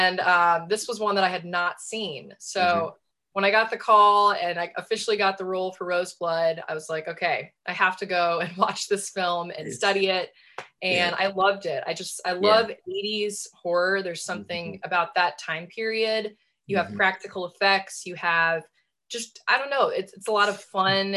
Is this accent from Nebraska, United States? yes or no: yes; Nebraska, United States; moved away as an adult; now in near New York City, United States; I'm from Nebraska originally.